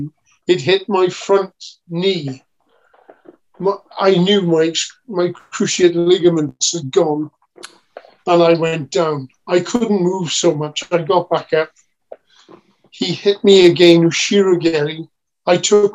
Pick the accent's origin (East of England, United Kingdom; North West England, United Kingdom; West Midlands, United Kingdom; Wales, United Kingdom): Wales, United Kingdom